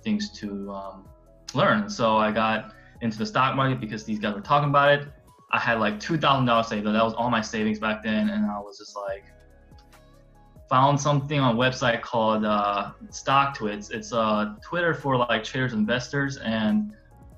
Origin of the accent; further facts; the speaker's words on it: South Korea; now in United States; I'm from Korea. So I was born in South Korea, moved in the States in the year 2000